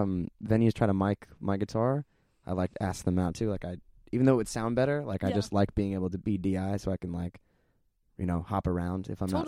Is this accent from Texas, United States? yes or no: no; Orange County, Southern California, United States; moved away as an adult; now in Los Angeles, United States; I was born and raised in Southern California.